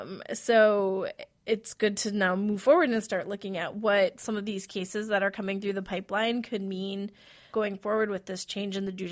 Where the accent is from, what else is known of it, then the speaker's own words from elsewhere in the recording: Wisconsin, United States; moved away; I'm originally from Wisconsin